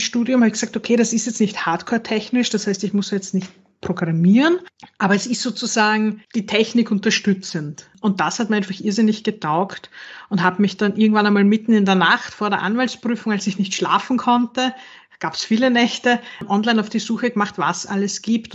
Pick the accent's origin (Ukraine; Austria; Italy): Austria; Western Styria; also born or lived in Vienna; Ich bin in der Weststeiermark aufgewachsen